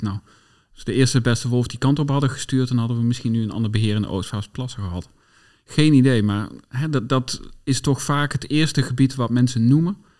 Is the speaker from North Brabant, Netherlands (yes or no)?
yes; North Brabant, Netherlands; moved away; also born or lived in Bennekom / Veluwe; ik ben opgegroeid in Brabant, tussen de bossen